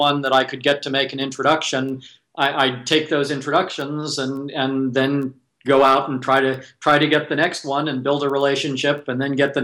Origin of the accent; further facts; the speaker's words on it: Silicon Valley, California, United States; I was born and raised in Silicon Valley